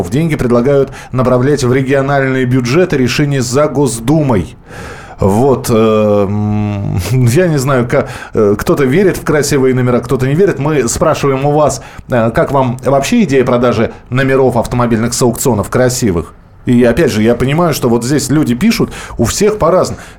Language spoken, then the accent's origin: Russian; Stavropol, Stavropol Krai, Russia; 126 с регионом 126, я из Ставрополя.